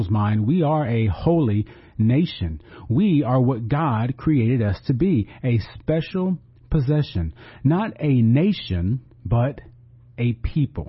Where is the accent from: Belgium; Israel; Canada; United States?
United States